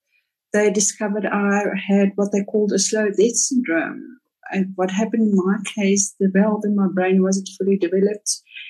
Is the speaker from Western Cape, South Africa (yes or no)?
yes; Cape Town, Western Cape, South Africa; moved away as an adult; also born or lived in Roodepoort, Johannesburg; now in Johannesburg, South Africa; I'm originally from Cape Town